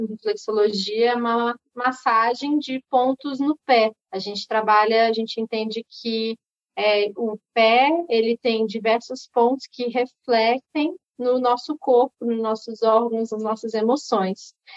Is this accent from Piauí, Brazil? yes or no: no; Belo Horizonte, Minas Gerais, Brazil; moved away; also born or lived in Rio de Janeiro; mas eu não sou originalmente carioca, eu sou mineira.